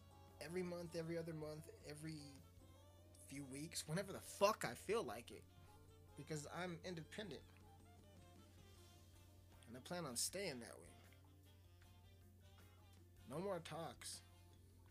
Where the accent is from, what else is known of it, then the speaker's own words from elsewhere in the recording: Colorado, United States; I'm from Colorado. I'm from a very small place in Colorado.